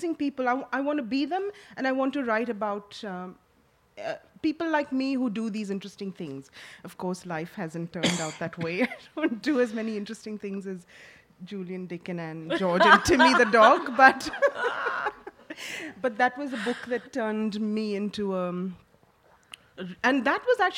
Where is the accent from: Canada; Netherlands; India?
India; Mumbai, Maharashtra; moved away; I grew up in Mumbai. I was born there in India